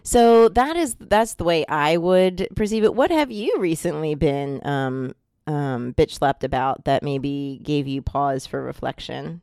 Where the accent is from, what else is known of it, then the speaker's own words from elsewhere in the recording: New Jersey, United States; I'm from New Jersey, and I'm Italian